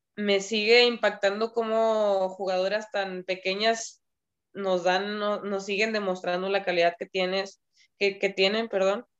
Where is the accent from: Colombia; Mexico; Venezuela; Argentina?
Mexico